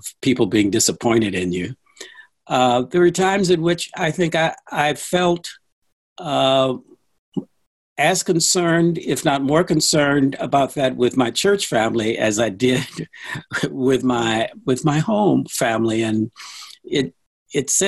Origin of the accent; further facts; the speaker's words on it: St. Louis, Missouri, United States; I grew up in St. Louis.